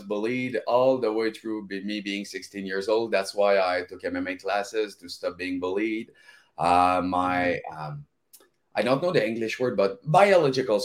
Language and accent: English; Val-d'Or, Quebec, Canada; first language French; English is a second language; I was born in a place called Val d'Or. It's in a French-Canadian, very, very small town.